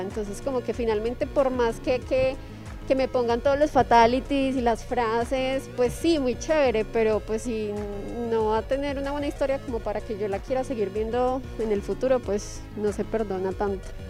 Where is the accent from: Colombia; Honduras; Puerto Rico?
Colombia